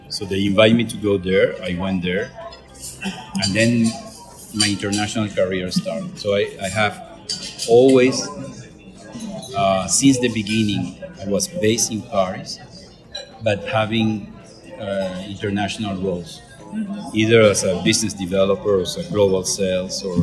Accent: Venezuela; English is a second language; moved away; also born or lived in Caracas / Montreal

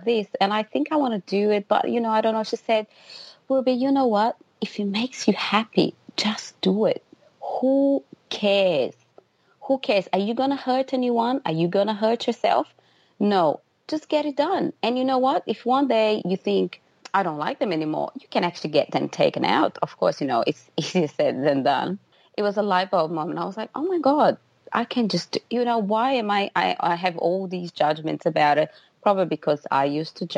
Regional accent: Brazil; now in Brisbane, Australia; Brazil, which is the country where I was born.

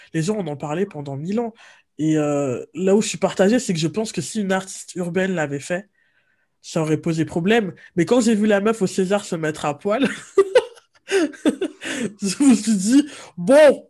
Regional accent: France; on est français

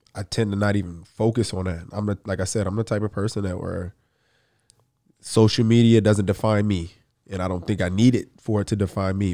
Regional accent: the South, United States; I'm from the South

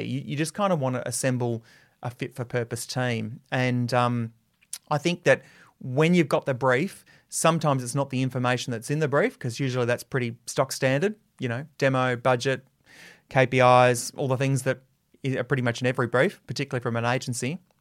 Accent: Adelaide, South Australia, Australia; I got my first radio job in my hometown of Adelaide

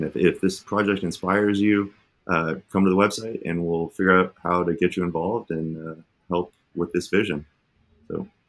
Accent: Phoenix, Arizona, United States; I grew up in Phoenix, Arizona

